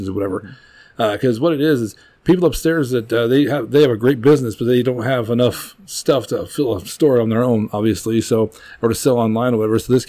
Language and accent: English; Brush, Colorado, United States; also born or lived in Pueblo, Colorado; I'm from Brush, Colorado